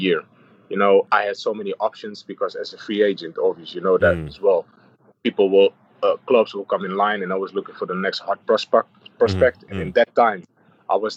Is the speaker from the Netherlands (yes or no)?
yes; Amsterdam, North Holland, Netherlands; moved away as an adult; also born or lived in Hamburg; I've been born and raised in Amsterdam. I'm an Amsterdam kid